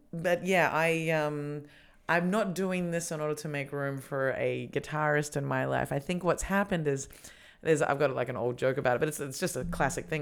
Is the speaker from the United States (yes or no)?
no; Australia; moved away as an adult; now in Berlin, Germany; we're both Australian